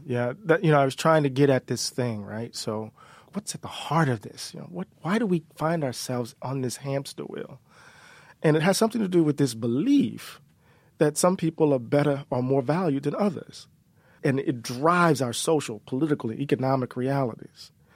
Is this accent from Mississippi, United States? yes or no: yes; Mississippi, United States; we're from Mississippi